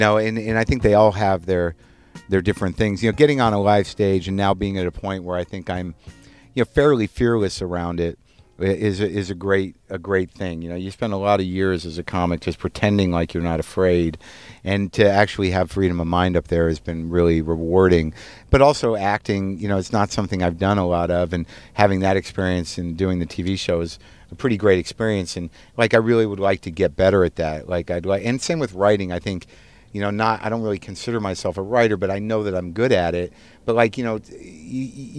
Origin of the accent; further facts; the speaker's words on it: Albuquerque, New Mexico, United States; moved away; the synagogue that I grew up in Albuquerque